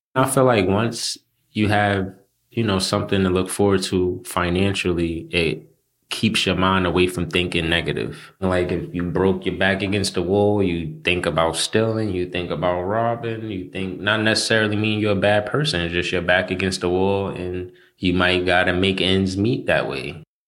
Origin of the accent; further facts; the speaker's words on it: Montreal, Quebec, Canada; also born or lived in Haiti; now in Brooklyn, United States; I was born in Canada, in Montreal more precisely, and both of my parents are from Haiti